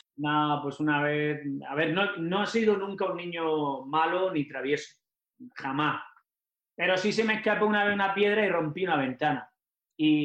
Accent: Almería, Andalusia, Spain; moved away as an adult; also born or lived in Mexico; Nosotros en Almería, yo como nací en Almería

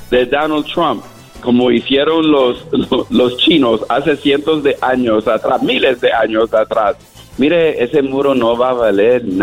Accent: Puerto Rico; cuando vino a Puerto Rico, donde todos somos ciudadanos y nos trató como una, perdone, una mierda nos trató el presidente a nosotros

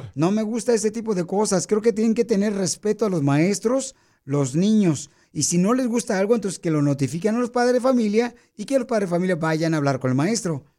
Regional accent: Michoacán, Mexico; now in United States; Soy de Michoacán

